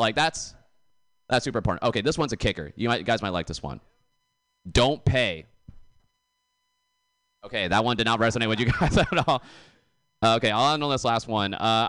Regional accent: Canton, Massachusetts, United States; now in Bay Area, United States; I'm actually originally from Boston. Big surprise. Apparently disappoints everybody in the Bay Area, apparently. But actually, the other thing, though, is actually I grew up in a town called Canton.

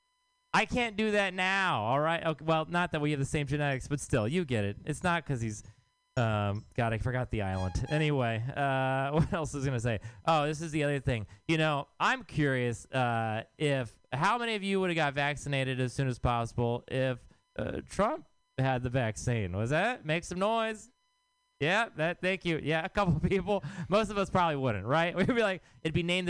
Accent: Texas, United States; now in San Francisco, United States; I am from Texas

